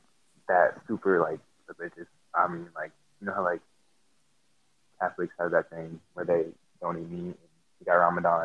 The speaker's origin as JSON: {"language": "English", "country": "United States", "tie": "born or raised there", "said": "I'm like as American as it gets. I was born in America. Both my parents were born in America."}